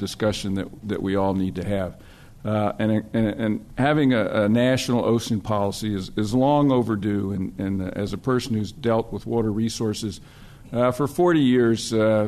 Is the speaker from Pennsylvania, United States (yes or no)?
no; San Francisco, California, United States; moved away as an adult; now in Texas, United States; I am from Texas, but it's great to be back in San Francisco. I went to Grant School over on Green Street, or St. Vincent de Paul's, also over on Green Street